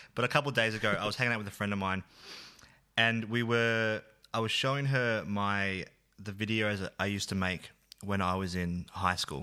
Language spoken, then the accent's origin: English; Bendigo, Victoria, Australia; Bendigo is where I grew up